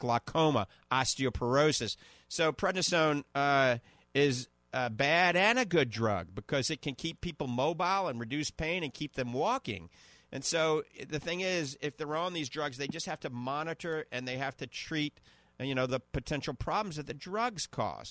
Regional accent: New Orleans, Louisiana, United States; accent: New Orleans (Yat); my New Orleans accent coming out, uh, Kunas accent.

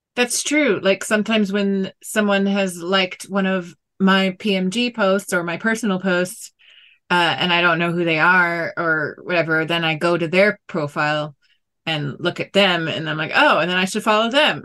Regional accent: South Florida, United States; moved away; I'm originally from Florida, South Florida

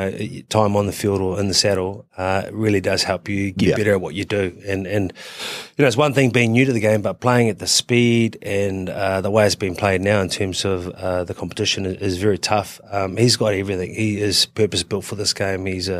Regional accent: Queensland, Australia; I'm a Queenslander.

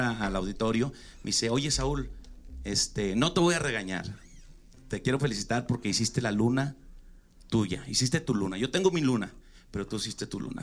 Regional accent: Chihuahua, Mexico; soy de Chihuahua

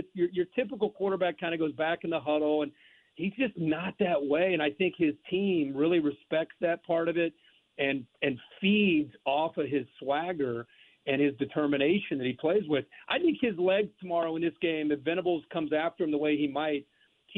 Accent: Ohio, United States; I'm from Ohio

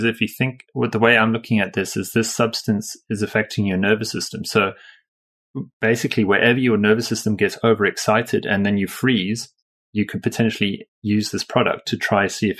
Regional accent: South Africa; now in United Kingdom; I'm from South Africa originally myself, even though I live in the UK now.

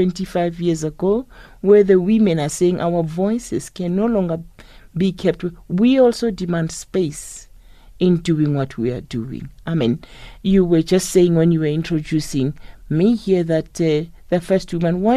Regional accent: South Africa; when I grew up, looking at those women in the rural areas, and where I come from, I come from the Sipedi type

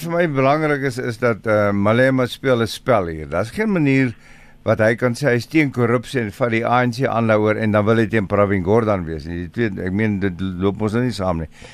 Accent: South Africa; ons as Suid-Afrikaners

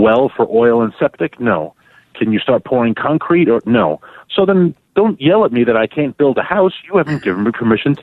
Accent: New York City, New York, United States; born or raised there

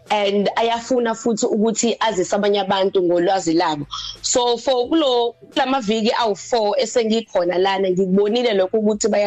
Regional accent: Durban, KwaZulu-Natal, South Africa; ngisuka eThekwini kwaZulu Natal

